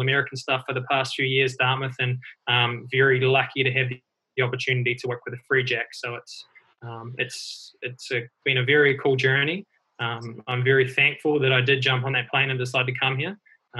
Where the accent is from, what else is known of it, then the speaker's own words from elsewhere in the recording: New Zealand; moved away as an adult; now in United States; My background's a little bit different, obviously born and raised in New Zealand. I took a leap of faith probably 6 years ago now to come to the States